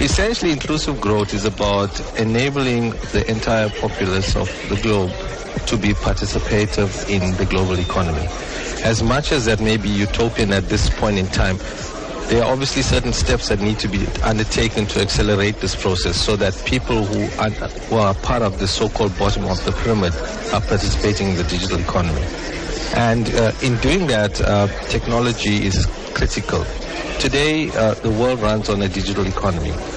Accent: Durban, KwaZulu-Natal, South Africa; born or raised there

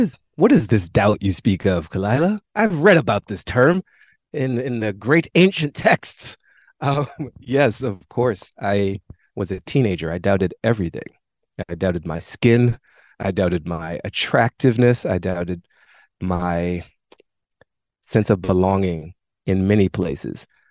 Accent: Washington, District of Columbia, United States; I grew up in Mount Pleasant in a, a great neighborhood in Washington, D.C.

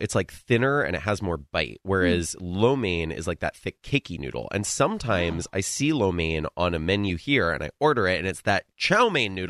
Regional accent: New England, United States; I grew up in New England

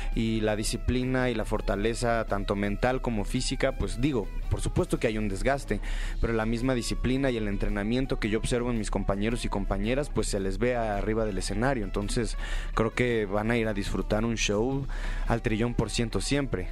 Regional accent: State of Mexico, Mexico; yo del norte, pero del Estado de México

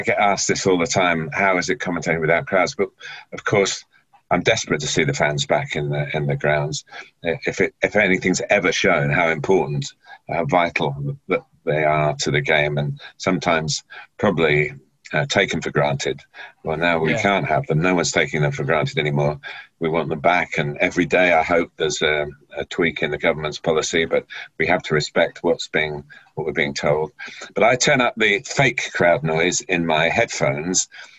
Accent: Chester, North West England, United Kingdom; born there; which is just up in the northwest of England, where my mother came from. I was born in Chester, but my dad came from down south.

